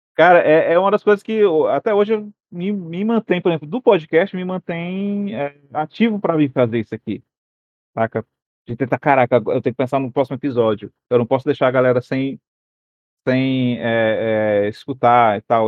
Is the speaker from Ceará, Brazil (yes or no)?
yes; Ceará, Brazil